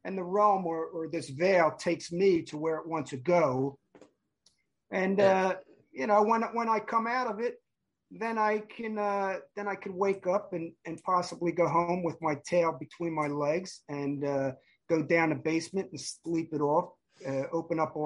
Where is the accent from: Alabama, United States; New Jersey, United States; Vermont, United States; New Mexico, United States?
New Jersey, United States; now in California, United States; I grew up in South Jersey.